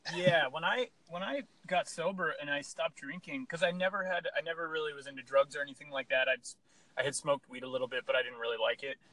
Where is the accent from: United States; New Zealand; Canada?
United States; Pennsylvania; I grew up, we grew up in Pennsylvania